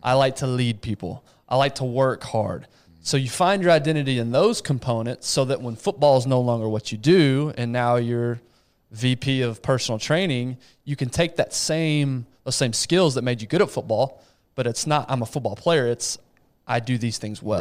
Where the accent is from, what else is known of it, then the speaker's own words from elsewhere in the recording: West Texas, United States; I grew up in West Texas, very heavily Hispanic community